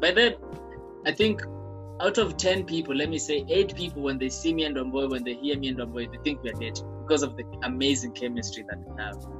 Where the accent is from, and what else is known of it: Kenya